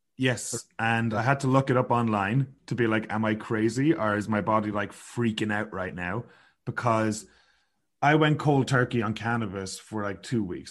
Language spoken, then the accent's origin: English; Sligo, Connacht, Ireland; moved away as an adult; now in Kelowna, Canada; growing up in Sligo